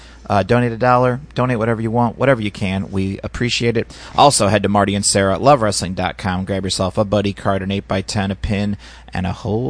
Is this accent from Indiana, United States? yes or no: yes; Indiana, United States; I come from Indiana